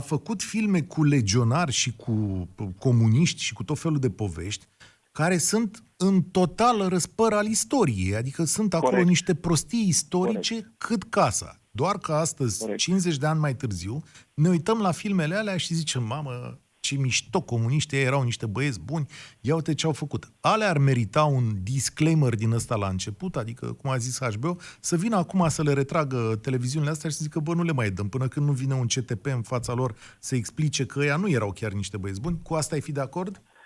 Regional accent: Romania; nouă ca români trecuți prin comunism

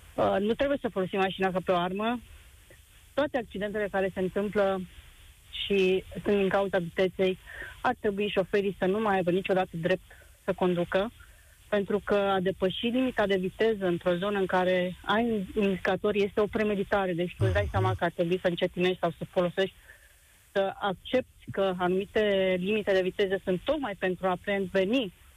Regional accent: Romania; noi ca români

